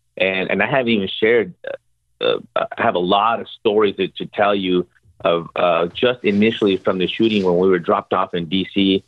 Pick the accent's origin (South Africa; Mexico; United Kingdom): Mexico; now in United States; They couldn't get enrolled in school because we came from Mexico and they needed special vaccinations